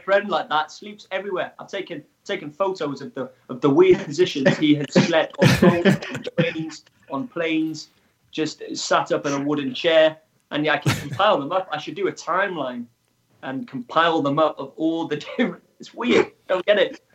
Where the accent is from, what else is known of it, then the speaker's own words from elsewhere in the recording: Wales, United Kingdom; I am from Wales in the UK